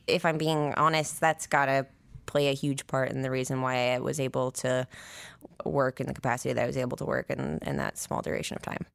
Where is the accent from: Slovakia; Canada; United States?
United States; Nine Mile, near Missoula, Montana; born in Montana, in Missoula. Well, I grew up, like, an hour outside of Missoula, a place called Nine Mile at first